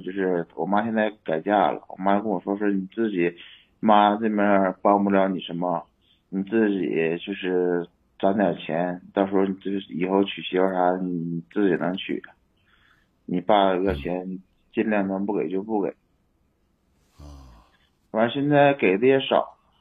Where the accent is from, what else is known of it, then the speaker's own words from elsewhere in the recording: Inner Mongolia, China; moved away; also born or lived in Mohe, Heilongjiang; 那会儿是在老家，我老家是内蒙的，内蒙那个，我妈他们也搁那边儿